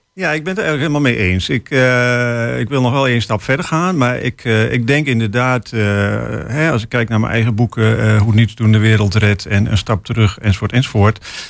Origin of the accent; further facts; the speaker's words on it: Hengelo, Overijssel, Netherlands; ik kom uit Hengelo.